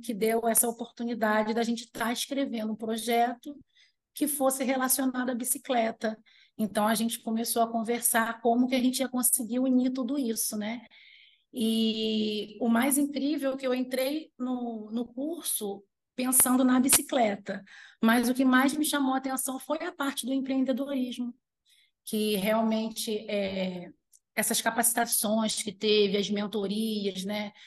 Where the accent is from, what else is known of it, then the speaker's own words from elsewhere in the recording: Armação dos Búzios, Rio de Janeiro, Brazil; also born or lived in Araruama; now in Macaé, Brazil; Os meus pais, eles foram trabalhar em casa de caseiro, em Búzios